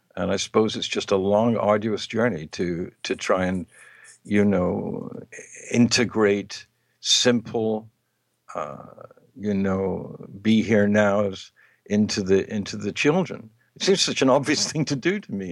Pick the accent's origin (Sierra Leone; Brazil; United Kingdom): United Kingdom; England; moved away; in my home country, in England